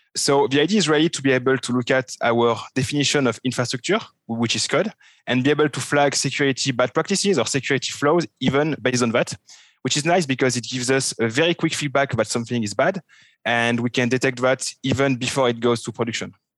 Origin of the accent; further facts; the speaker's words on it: France; accent: French; English is a second language; now in Switzerland; I'm a French guy, which you can figure out from my terrible French accent. Um, I'm living in Switzerland.